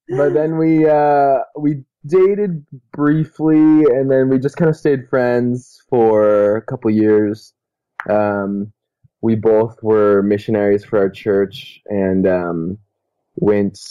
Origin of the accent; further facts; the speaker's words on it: California, United States; moved away as an adult; also born or lived in Utah; I'm from California